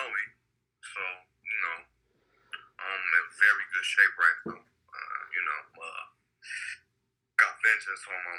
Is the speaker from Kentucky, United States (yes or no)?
no; Chicago, Illinois, United States; I'm from Chicago.